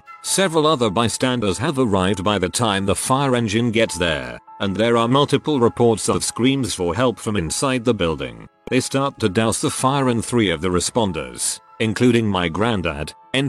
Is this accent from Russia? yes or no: yes; Russia; Similar story from my growing up in Russia, sort of big town, had a university nearby as well.